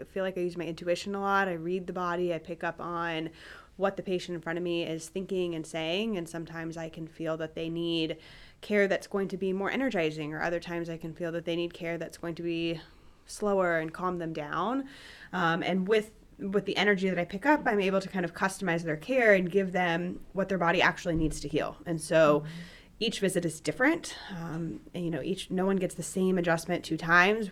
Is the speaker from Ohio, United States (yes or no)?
yes; Cincinnati, Ohio, United States; also born or lived in St. Louis / Columbus; now in Dublin, United States; I grew up in Cincinnati, and I moved to Columbus to go to Ohio State